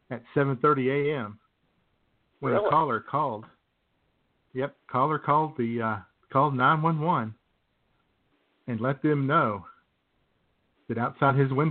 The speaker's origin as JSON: {"language": "English", "town": "Yellville", "region": "Arkansas", "country": "United States", "tie": "born there", "said": "I was born over in Yellville."}